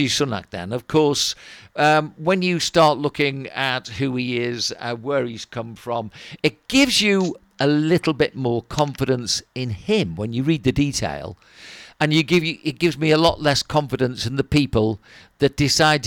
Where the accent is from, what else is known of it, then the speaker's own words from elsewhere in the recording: Wirral, North West England, United Kingdom; we come from Wirral